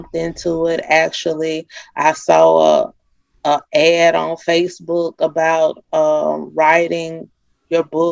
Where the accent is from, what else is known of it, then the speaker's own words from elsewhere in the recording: Monroe, Louisiana, United States; moved away as an adult; also born or lived in Vicksburg, Mississippi; I'm from Monroe, Louisiana. I grew up here in Monroe, Louisiana.